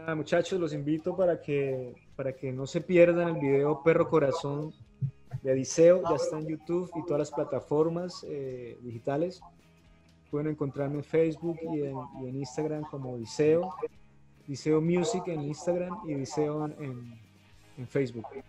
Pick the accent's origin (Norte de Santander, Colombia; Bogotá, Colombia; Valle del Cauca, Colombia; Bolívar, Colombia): Norte de Santander, Colombia; Cúcuta; moved away as an adult; also born or lived in Bogotá; yo nací en Cúcuta y aquí empecé a hacer mis, como mis primeros pinitos con las bandas en rock en español